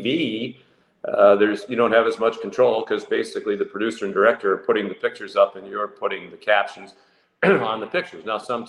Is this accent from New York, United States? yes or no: no; Boston, Massachusetts, United States; I grew up here in Boston in the heyday of Bobby Orr and the Boston Bruins.